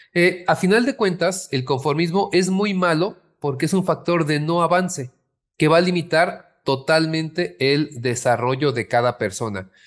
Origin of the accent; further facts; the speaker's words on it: Mexico; como mexicanos